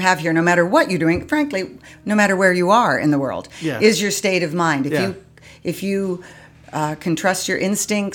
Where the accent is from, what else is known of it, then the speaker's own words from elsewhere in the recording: New York City, New York, United States; born in New York. Beth Israel Hospital